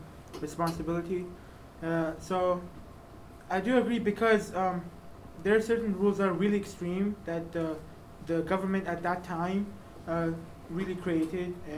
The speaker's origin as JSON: {"language": "English", "country": "Afghanistan", "moved": "yes", "said": "I am from Afghanistan"}